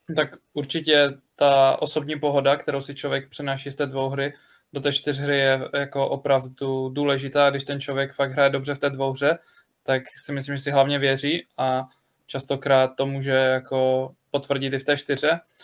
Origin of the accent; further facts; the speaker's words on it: Ostrava, Moravian-Silesian Region, Czechia; jsem Ostravák a faním baníku